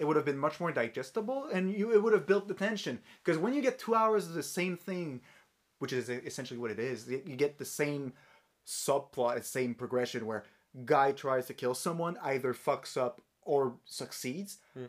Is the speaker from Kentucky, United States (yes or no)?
yes; Kentucky, United States; I'm from Kentucky, and I'm 36 years old.